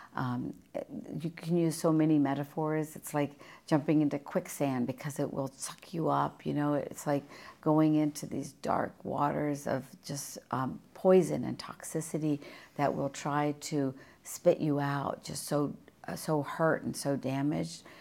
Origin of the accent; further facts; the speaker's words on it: West Virginia, United States; moved away as an adult; also born or lived in India; now in Virginia, United States; my hometown in West Virginia